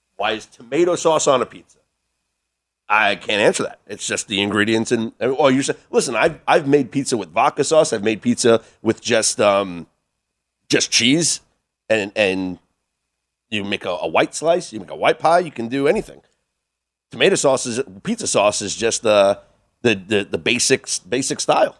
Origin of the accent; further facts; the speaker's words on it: New York, United States; now in Las Vegas, United States; I'm a New Yorker